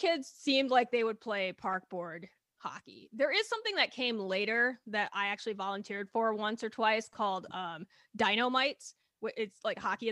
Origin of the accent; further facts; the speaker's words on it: Minnesota, United States; as a Minnesotan